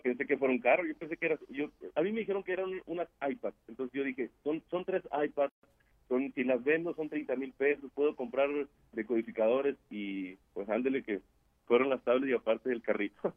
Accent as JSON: {"language": "Spanish", "town": "San Pedro de las Colonias", "region": "Coahuila", "country": "Mexico", "tie": "born or raised there", "said": "yo soy nacido aquí en San Pedro de las Colones, Coahuila"}